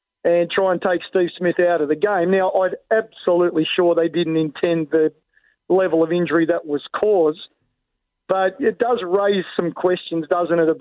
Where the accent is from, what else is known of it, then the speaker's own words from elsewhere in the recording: Australia; as an Australian